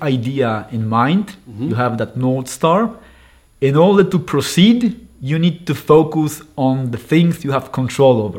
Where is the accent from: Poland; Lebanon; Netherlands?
Poland; northern Poland; I raised in a small town in the north of Poland